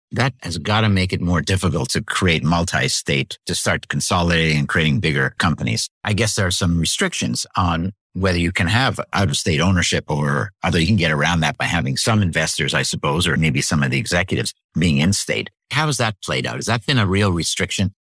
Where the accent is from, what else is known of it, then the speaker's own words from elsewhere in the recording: Canada; now in New Hampshire, United States; so I'm from Canada originally, lived in the U S for a long, long time